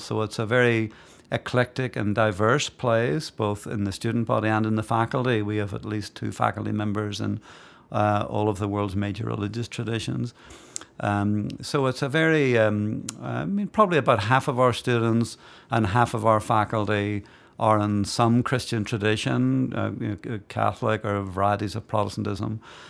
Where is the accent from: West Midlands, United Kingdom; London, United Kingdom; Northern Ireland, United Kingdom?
Northern Ireland, United Kingdom; Belfast; So I grew up in Belfast in Northern Ireland. Came of age as a young adult when the Troubles broke out in Belfast.